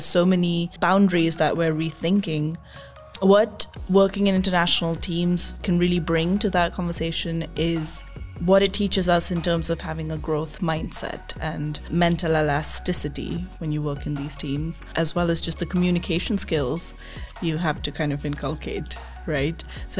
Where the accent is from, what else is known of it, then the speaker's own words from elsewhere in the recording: India; also born or lived in United Kingdom; I was born in India, but I moved to the UK for the first time when I was 4. And then we just grew up moving between India and the UK.